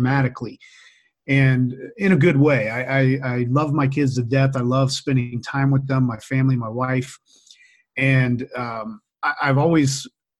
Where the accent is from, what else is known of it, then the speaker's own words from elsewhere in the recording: Louisiana, United States; now in Boise, United States; I grew up in Louisiana